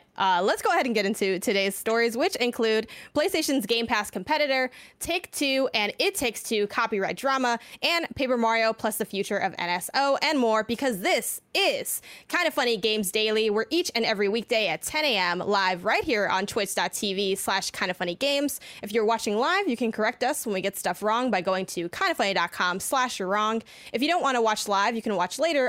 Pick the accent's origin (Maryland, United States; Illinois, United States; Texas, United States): Illinois, United States; Chicago; now in California, United States; I'm from Chicago originally